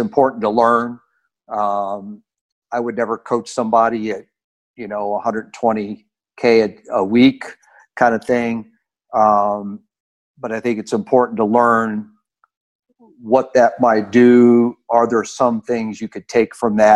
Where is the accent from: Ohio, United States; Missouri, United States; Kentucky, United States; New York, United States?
Kentucky, United States; Louisville; I was from Louisville, Kentucky